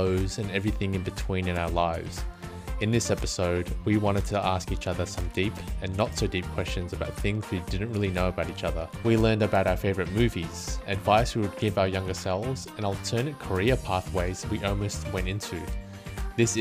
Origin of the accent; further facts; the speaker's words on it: Melbourne, Victoria, Australia; growing up in Melbourne's West